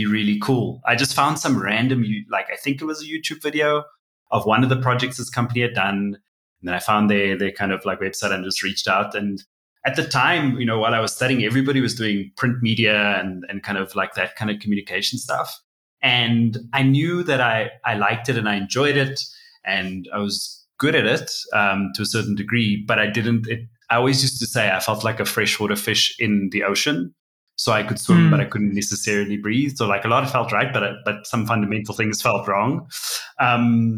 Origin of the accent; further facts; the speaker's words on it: Cape Town, Western Cape, South Africa; moved away as an adult; now in Johannesburg, South Africa; I'm originally from Cape Town, South Africa, and now I live in Joburg, and I've been here about 6 years.